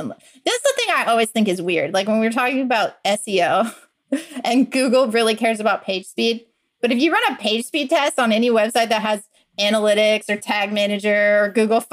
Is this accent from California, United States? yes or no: no; Iowa, United States; born or raised there; also born or lived in New Hampshire / Fort Collins, Colorado; now in Austin, United States